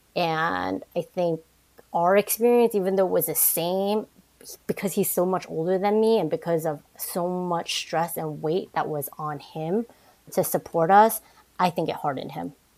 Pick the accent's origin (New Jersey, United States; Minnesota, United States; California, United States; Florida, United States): New Jersey, United States; also born or lived in Manhattan, New York / Brooklyn, New York / Queens, New York / Boston; I grew up in the New York, New Jersey area. I was born in Manhattan, lived in Brooklyn, then moved into the suburbs of New Jersey, and then back to New York and Queens. Uh, a lot of jumping around, but I think for the most part, um, my formative years, I would say, was in Jersey